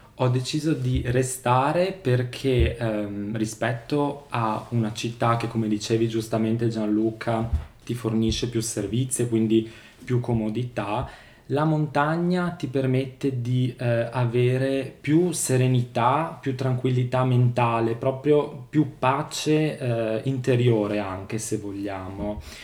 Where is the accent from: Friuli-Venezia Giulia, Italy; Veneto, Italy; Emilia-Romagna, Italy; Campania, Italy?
Friuli-Venezia Giulia, Italy; Oseacco; sono nato e cresciuto a Oseacco di Resia